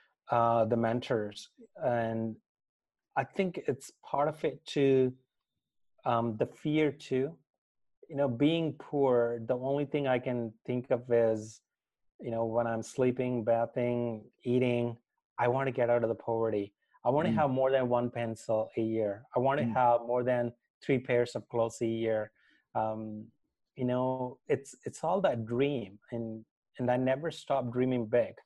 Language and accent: English; India; I'm born and raised in India, and I'm from a family of farmers